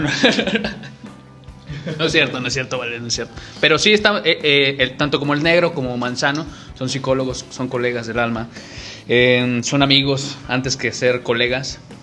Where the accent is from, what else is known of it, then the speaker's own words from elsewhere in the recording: Mexico; como somos los mexicanos en general